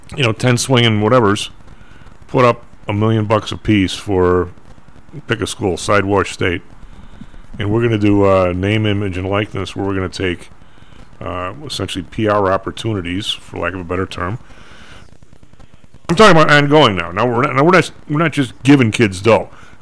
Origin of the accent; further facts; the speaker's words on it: Colorado, United States; But it's senior year, and I'm from Colorado, and the tuition's, you know, whatever, 15 grand anyway.